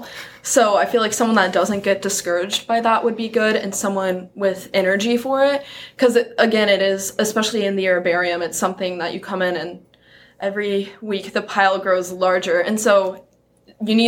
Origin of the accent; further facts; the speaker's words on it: Kansas City, Missouri, United States; I'm from around Kansas City, Missouri.